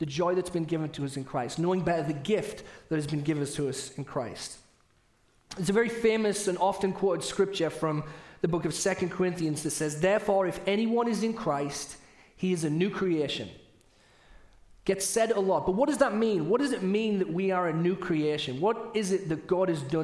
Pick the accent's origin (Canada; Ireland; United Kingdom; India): United Kingdom; accent: British; now in United States; I'm saying parties, not potties, which often happens with my British accent